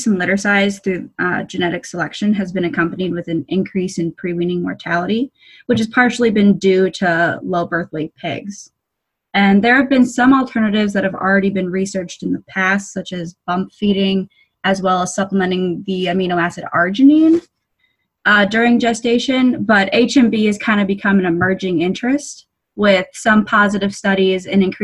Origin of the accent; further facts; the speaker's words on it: West Coast, United States; moved away as an adult; also born or lived in Iowa; now in Minnesota, United States; I'm actually originally from the West Coast, but I found myself in the Midwest for my undergraduate degree at Iowa State